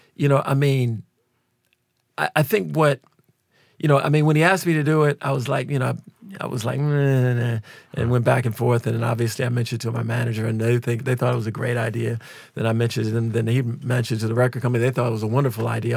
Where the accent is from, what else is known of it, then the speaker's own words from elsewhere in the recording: Minneapolis, Minnesota, United States; we're both from Minneapolis